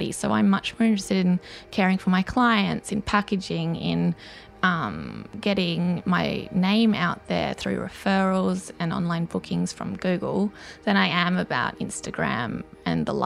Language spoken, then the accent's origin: English; South Africa; born there; so basically, my love of sort of South Africa, where this project starts from, is because I was born in South Africa and I've been going back and affiliated with South Africa for a really long time